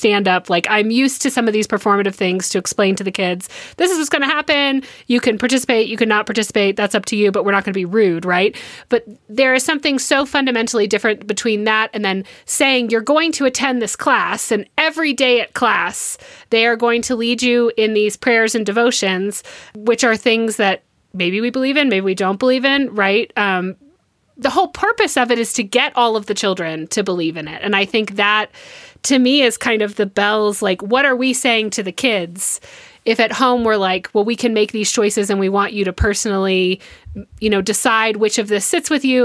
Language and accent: English; Georgia, United States; now in Colorado Springs, United States; I grew up in Georgia